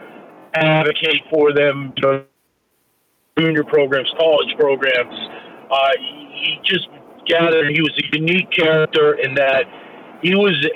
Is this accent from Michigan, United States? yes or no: no; Central Connecticut, United States; growing up in Central Connecticut